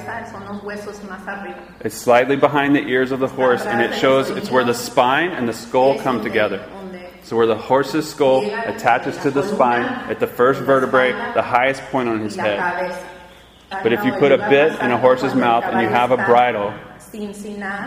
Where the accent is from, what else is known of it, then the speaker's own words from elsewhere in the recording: Georgia, United States; I'm from Georgia.